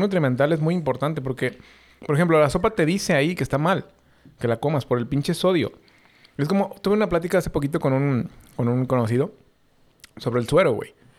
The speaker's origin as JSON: {"language": "Spanish", "country": "Mexico", "said": "nosotros somos los hijos de Estados Unidos que no queremos ser sus hijos"}